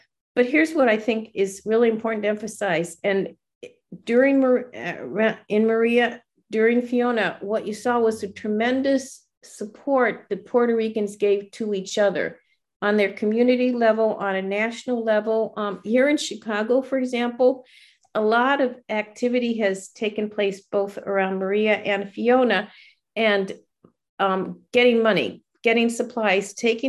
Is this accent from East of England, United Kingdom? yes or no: no; Scotland, United Kingdom; I'm Scottish.